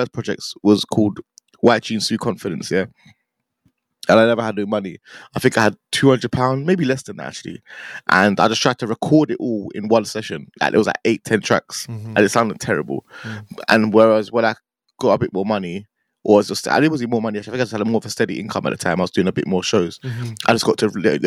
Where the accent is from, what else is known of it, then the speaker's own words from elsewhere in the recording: London, United Kingdom; also born or lived in Watford; I'm from Northwest London, that's where I grew up